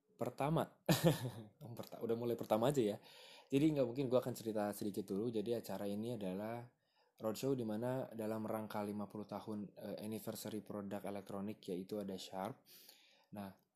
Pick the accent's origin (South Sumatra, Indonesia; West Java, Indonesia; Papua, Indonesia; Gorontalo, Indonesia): West Java, Indonesia; Purwakarta; moved away as an adult; now in Jakarta, Indonesia; aku lahir di Purwakarta, aku besar di sana